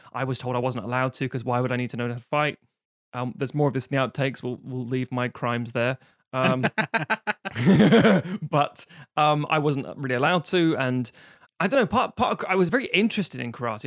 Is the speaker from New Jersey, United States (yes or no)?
yes; New Jersey, United States; I was just a young man growing up in New Jersey